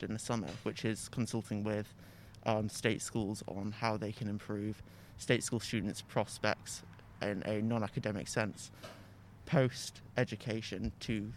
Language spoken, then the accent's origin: English; Southport, North West England, United Kingdom; I'm from Southport, which is a town near Liverpool